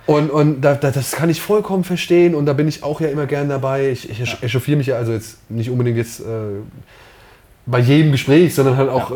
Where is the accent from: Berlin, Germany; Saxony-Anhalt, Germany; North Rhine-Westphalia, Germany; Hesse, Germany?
Hesse, Germany; Wiesbaden; born or raised there; also born or lived in Oberhausen